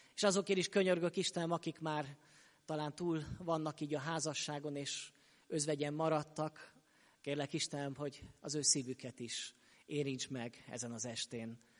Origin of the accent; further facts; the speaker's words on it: Sopron, Győr-Moson-Sopron, Hungary; moved away; also born or lived in Szokolya; én soproni származású vagyok, és ott nőttem föl